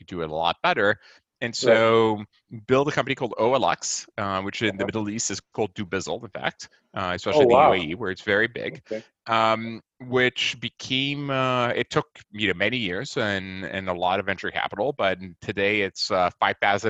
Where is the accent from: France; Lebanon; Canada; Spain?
France; Nice, Provence-Alpes-Côte d'Azur; moved away as an adult; now in United States; I'm originally from Nice in France.